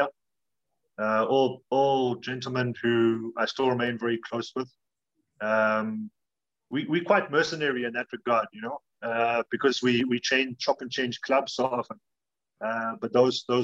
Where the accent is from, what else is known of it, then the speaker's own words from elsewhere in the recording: Cape Town, Western Cape, South Africa; I'm from Cape Town